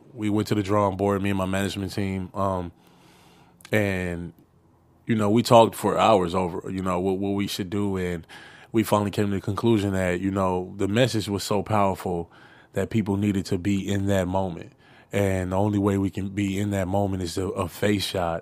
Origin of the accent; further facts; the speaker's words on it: Los Angeles, California, United States; I come from South Central